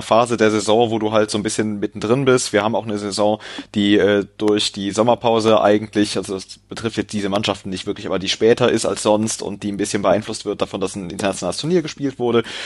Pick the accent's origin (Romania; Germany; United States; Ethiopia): Germany; Cologne, North Rhine-Westphalia; ich komme nicht aus Leipzig, ich habe, äh, das liegt mir fern, ich komme aus Köln